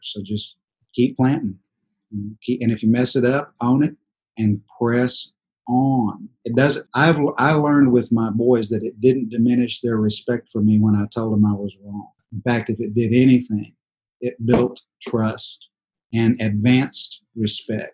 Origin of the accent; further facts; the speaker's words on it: Dallas, Texas, United States; we're all from Dallas, Texas